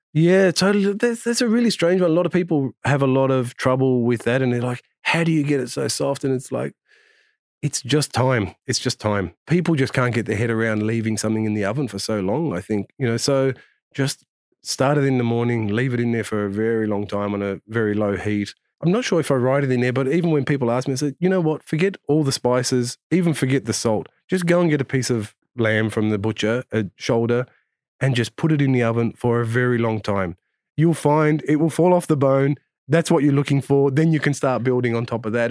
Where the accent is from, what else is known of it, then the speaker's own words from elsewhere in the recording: Australia; growing up in Australia